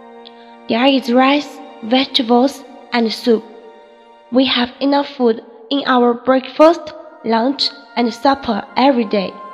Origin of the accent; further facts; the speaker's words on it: Lhasa, Tibet, China; 大家好，我是来自拉萨的一名藏族女生。今天我想以一个演讲的形式唤起大家对粮食的珍惜。